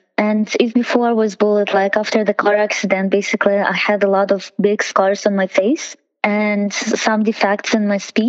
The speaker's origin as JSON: {"language": "English", "country": "Russia", "tie": "born or raised there", "said": "It was like some people were nice, like in every country, but for me and my sister, it was a little bit harder."}